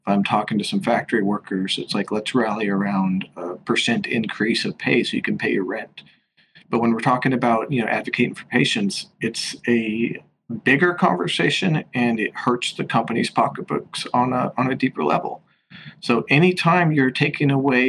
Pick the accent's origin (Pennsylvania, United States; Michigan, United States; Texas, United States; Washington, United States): Washington, United States; moved away as an adult; now in New York City, United States; I'm from the West Coast, I'm from the state of Washington, and I'm now out here in New York City